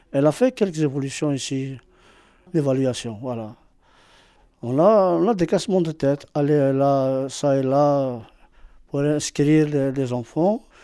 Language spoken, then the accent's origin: French; Algeria; moved away as an adult; now in Marseille, France; Je suis algérien. Je suis venu d'Algérie.